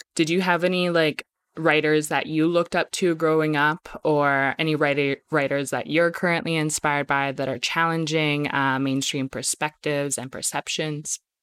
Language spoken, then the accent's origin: English; Medicine Hat, Alberta, Canada; I grew up in Medicine Hat, like, I'm from Muscatine, but I grew up in Medicine Hat